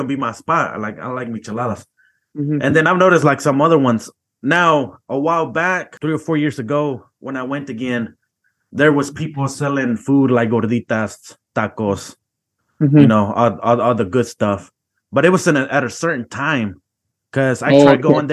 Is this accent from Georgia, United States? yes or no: yes; Georgia, United States; moved away; also born or lived in Missouri; I grew up in Georgia, and we used to go to the pulga a lot during the weekends